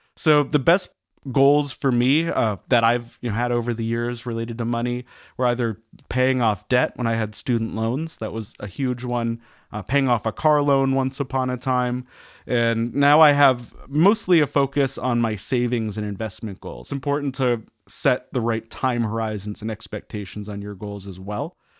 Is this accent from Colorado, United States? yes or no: yes; Denver, Colorado, United States; I grew up around Denver, Colorado, out in the suburbs.